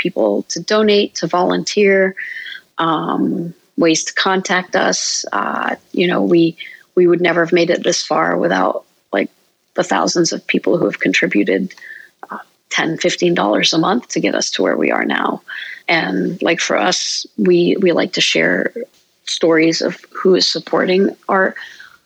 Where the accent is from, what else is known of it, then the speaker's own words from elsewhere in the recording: Jordan; also born or lived in Georgia, United States; now in Columbus, United States; for me growing up in Jordan